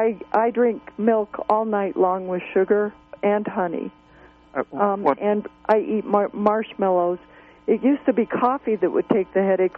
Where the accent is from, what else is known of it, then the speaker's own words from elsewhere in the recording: Colorado, United States; Yes, Colorado.